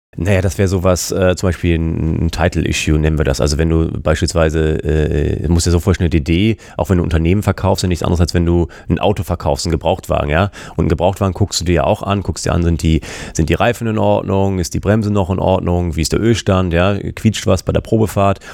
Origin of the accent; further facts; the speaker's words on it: Hamburg, Germany; also born or lived in San Diego, United States; bin ich natürlich auch in Hamburg geblieben, wie sich das als echter Hamburger gehört